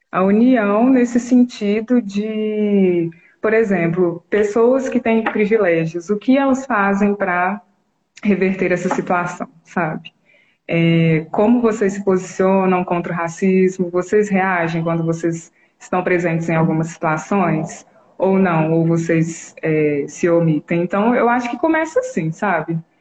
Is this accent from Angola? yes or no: no; Brazil; eu nasci aqui no Brasil